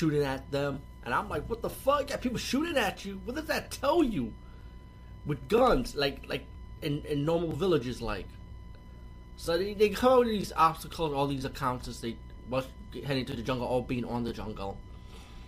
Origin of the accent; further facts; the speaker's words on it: New York, United States; I'm from New York too